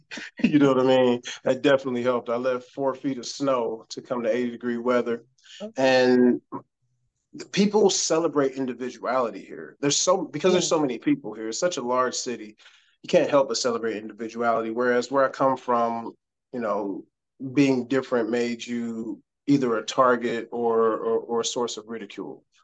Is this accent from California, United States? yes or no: no; Cleveland, Ohio, United States; moved away as an adult; now in Houston, United States; I'm from Cleveland, Ohio. Okay. Born and raised, proud